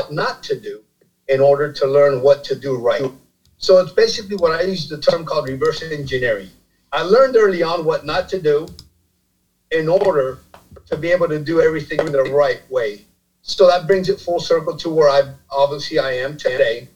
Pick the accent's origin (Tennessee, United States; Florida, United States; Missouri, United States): Florida, United States; Miami; also born or lived in New Jersey; I was born in New Jersey, raised in Miami, Florida